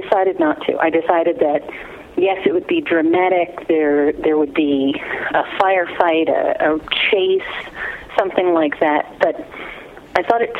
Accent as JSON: {"language": "English", "area": "Long Island", "region": "New York", "country": "United States", "tie": "born or raised there", "moved": "as an adult", "lives_now": "Phoenix, United States", "said": "I grew up in New York on Long Island. I lived there for 23 years."}